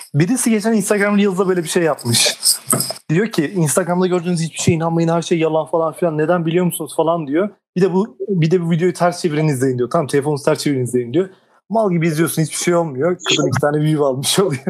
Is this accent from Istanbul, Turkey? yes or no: no; Ankara, Turkey; üniversite için şehir değiştirmediğimden mi ama Ankara